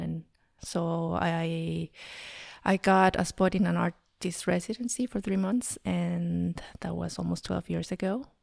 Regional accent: Mexico City, Mexico; moved away as an adult; now in Berlin, Germany; I was raised in Mexico City

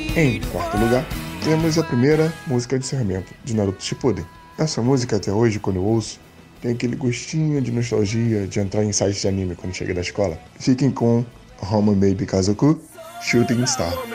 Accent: São Gonçalo, Rio de Janeiro, Brazil; sou de São Gonçalo, Rio de Janeiro

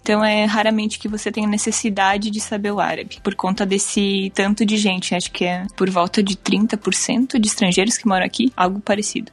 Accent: Getúlio Vargas, Rio Grande do Sul, Brazil; moved away as an adult; now in Saudi Arabia; Eu sou de Getúlio Vargas, no Rio Grande do Sul

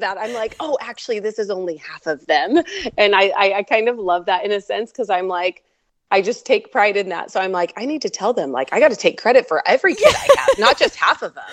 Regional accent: Oregon, United States; now in central Washington, United States; originally born and raised in Oregon

